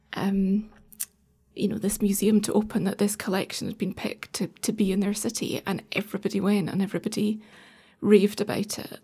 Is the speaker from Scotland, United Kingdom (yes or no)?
yes; Edinburgh, Scotland, United Kingdom; moved away; I suppose I grew up in Edinburgh till we were, I was nine years old